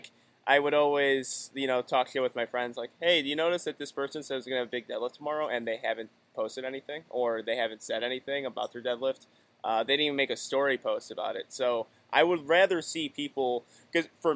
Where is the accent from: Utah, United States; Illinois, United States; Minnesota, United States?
Illinois, United States; I'm from Illinois